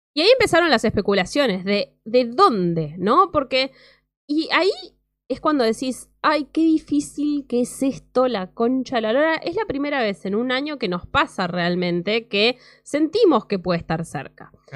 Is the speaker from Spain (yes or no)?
no; Mar del Plata, Buenos Aires Province, Argentina; mi ciudad de Mar del Plata